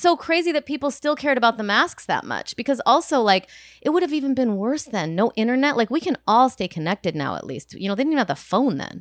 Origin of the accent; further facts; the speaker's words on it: Rockford, Illinois, United States; moved away; my hometown of Rockford